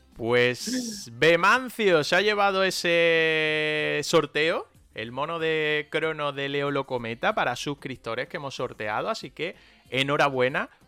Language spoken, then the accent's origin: Spanish; Granada, Andalusia, Spain; nosotros eh, somos de Granada. Estamos en Granada la mayoría